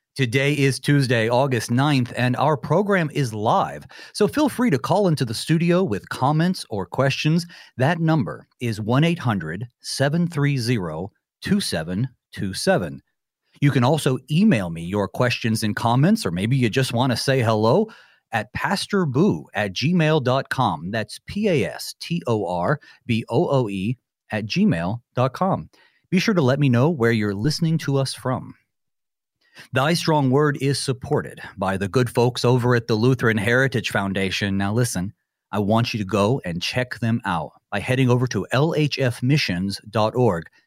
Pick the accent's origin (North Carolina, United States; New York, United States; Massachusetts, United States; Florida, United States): North Carolina, United States; moved away as an adult; now in southwestern Minnesota, United States; I'm originally from North Carolina, and so growing up, I'm in the mountains